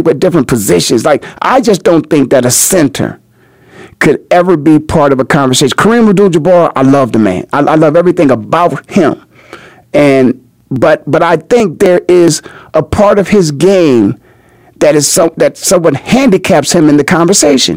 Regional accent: Canton, Ohio, United States; moved away; also born or lived in Philadelphia, Pennsylvania; I am from Canton, Ohio. My home is the Hall of Fame city

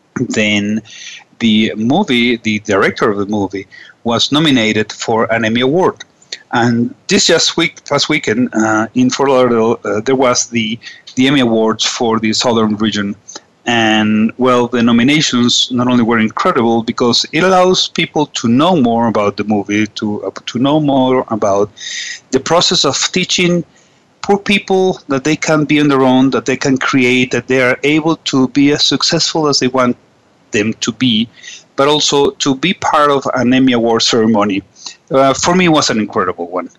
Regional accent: Venezuela; also from Venezuela

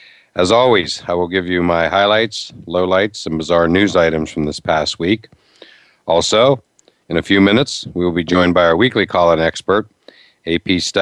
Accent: Western Pennsylvania, United States; moved away; I grew up in Western Pennsylvania

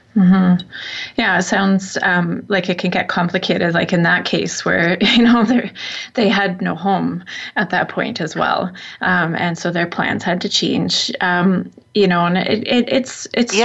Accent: Saskatchewan, Canada; I'm I'm from Saskatchewan, which is where this originated. So I I I well, I grew up mostly in Saskatchewan

